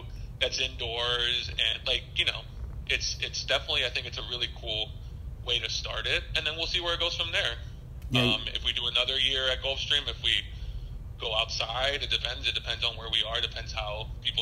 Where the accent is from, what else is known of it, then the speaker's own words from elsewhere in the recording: Miami, Florida, United States; I was born in Miami, so was Marcelo. Our families, you know, are Hispanic, but we, you know, they moved here and they had us, and we've been here our entire lives